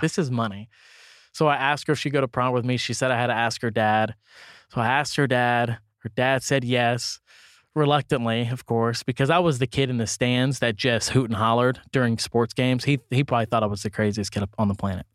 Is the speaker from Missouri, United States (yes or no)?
yes; Kansas City, Missouri, United States; I came from Van Horn, Kansas City School District